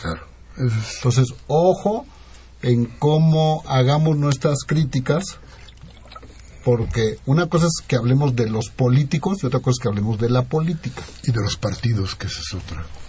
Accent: Mexico; como mexicanos

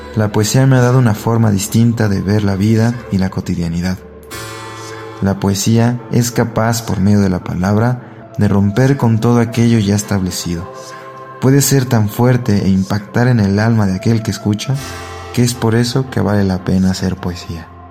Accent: Mexico City, Mexico; soy originario de la Ciudad de México

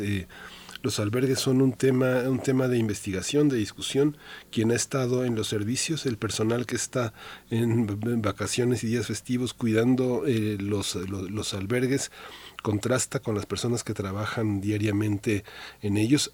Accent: Mexico; somos mexicanos

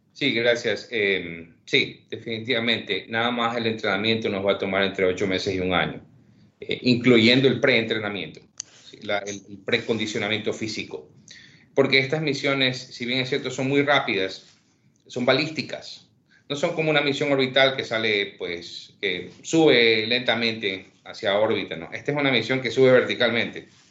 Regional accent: Ecuador; Yo soy nacido, criado, crecido en Ecuador

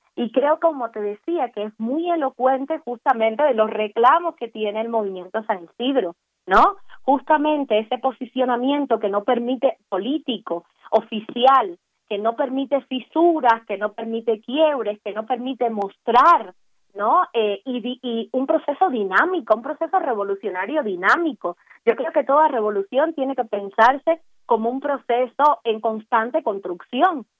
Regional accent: Cuba; como ciudadana cubana

